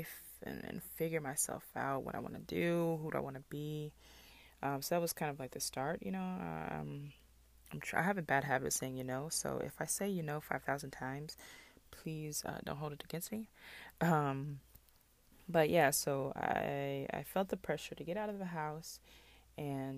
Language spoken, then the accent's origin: English; Mississippi, United States; also born or lived in Bolingbrook, Illinois; I am from Bolingbrook, Illinois, originally. I was born there. I moved to Mississippi around age 4